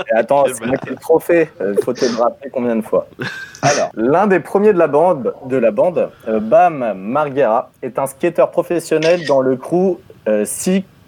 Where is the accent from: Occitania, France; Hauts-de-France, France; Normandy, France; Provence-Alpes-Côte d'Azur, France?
Normandy, France; je suis normand